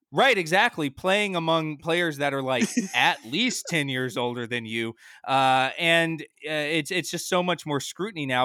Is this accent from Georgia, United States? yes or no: yes; Atlanta, Georgia, United States; I grew up in Atlanta, Georgia